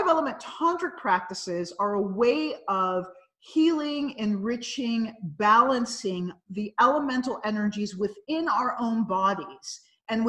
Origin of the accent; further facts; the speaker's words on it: United States; I'm a North American and I'm from the United States